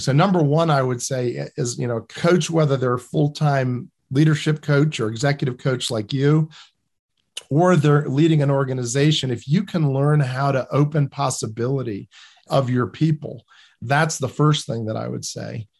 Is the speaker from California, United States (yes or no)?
no; New Jersey, United States; I come from New Jersey